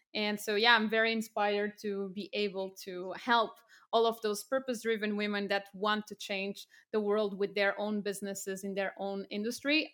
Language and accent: English; Portugal; moved away as an adult; also born or lived in France / United Kingdom / Cambodia; I'm from Portugal originally